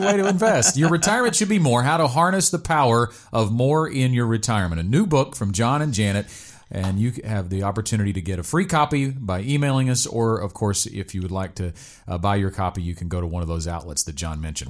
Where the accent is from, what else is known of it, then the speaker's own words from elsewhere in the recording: Arkansas, United States; I grew up in Arkansas